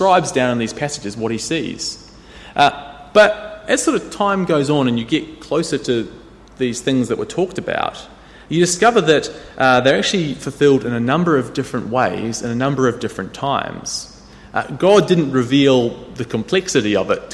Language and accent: English; New Zealand; When I grew up in New Zealand, I caught the school bus every day